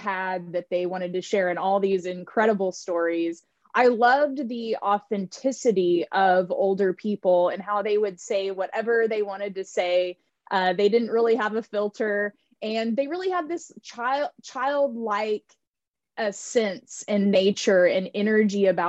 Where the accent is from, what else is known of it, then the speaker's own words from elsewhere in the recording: Tulsa, Oklahoma, United States; moved away; also born or lived in California; I grew up in Tulsa, Oklahoma